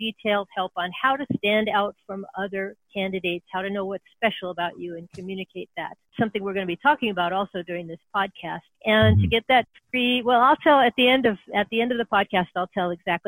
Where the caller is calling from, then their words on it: San Francisco Bay Area, California, United States; Oh, I'm calling from the San Francisco Bay Area. And this is where I have my office.